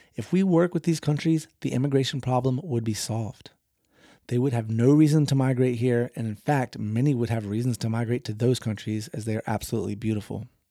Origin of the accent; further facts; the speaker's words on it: North Carolina, United States; now in Florida, United States; my home state of North Carolina